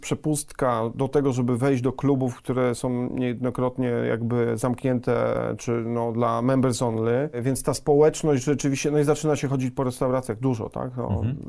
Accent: Poland; moved away as an adult; also born or lived in London, United Kingdom; wyjechałem e, z Polski do, e, do Londynu, do mhm. Anglii mhm. w wieku 22 lat

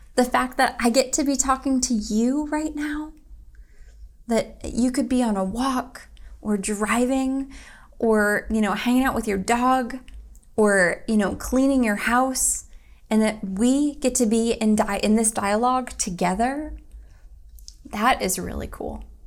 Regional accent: Toledo, Ohio, United States; now in Greensboro, United States; Toledo, Ohio, my hometown, where I'm from

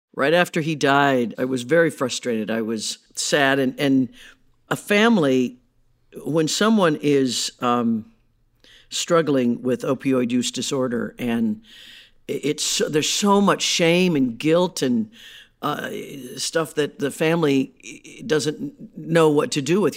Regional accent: Midwest, United States; I grew up in the Midwest

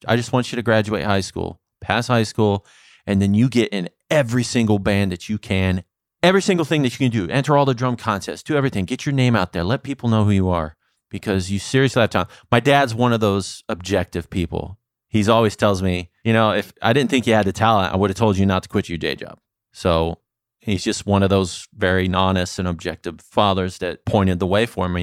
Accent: Santa Clarita, California, United States; moved away as an adult; also born or lived in Saint Louis, Missouri; now in Las Vegas, United States; I grew up mostly in California

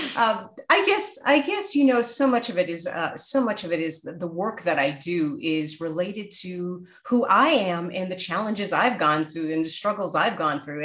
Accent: New York City, New York, United States; born or raised there

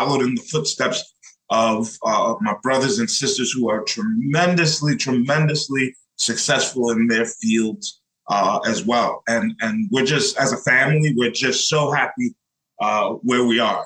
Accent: Ghana; now in Brooklyn, United States; I was born in Brooklyn, went to Ghana

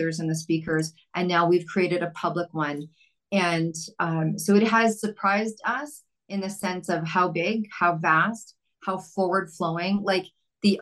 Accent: Vancouver, British Columbia, Canada; I'm from Vancouver, Canada

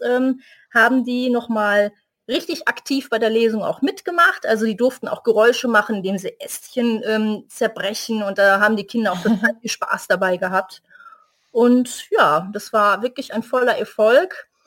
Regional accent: Duisburg, North Rhine-Westphalia, Germany; hier in meiner Heimatstadt gestartet, jetzt hier in Duisburg

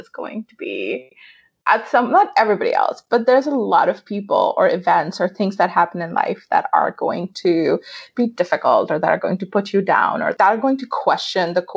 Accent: Pakistan; I grew up in Pakistan

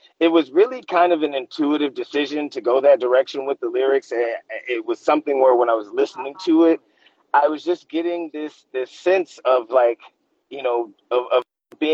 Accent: Los Angeles, California, United States; I'm born and raised in Los Angeles

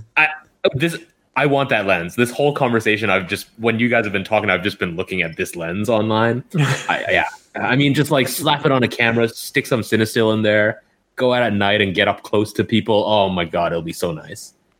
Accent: Canada; I am from Canada

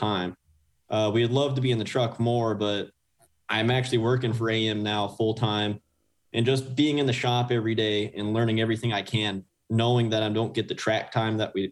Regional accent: Leander, Texas, United States; also born or lived in Austin, Texas; was raised in Leander, Texas, just a bit northwest of Austin

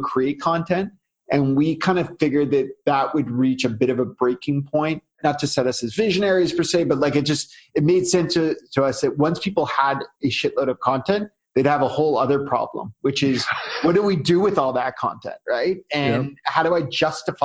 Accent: Canada; I'm Canadian, so you know, I do everything Canadian. I'll probably drop some A's without realizing it

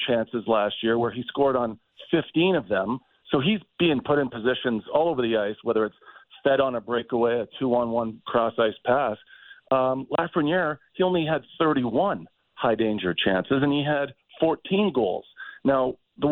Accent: Toronto, Ontario, Canada; I'm from Toronto

